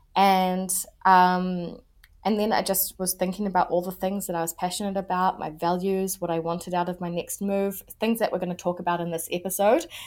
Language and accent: English; New Zealand; I am a New Zealander